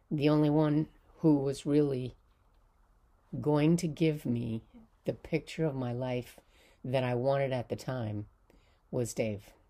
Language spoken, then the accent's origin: English; Palisades, New York, United States; I am from Palisades in the Hudson Valley.